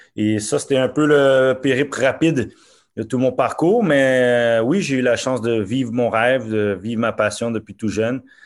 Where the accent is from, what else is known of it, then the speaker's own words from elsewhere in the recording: Montreal, Quebec, Canada; also born or lived in Norway; je suis né à Montréal et euh, mes parents sont d'origine haïtienne